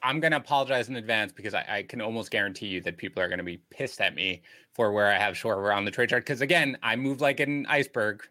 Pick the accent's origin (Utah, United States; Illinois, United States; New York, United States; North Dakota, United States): New York, United States; I grew up in New York.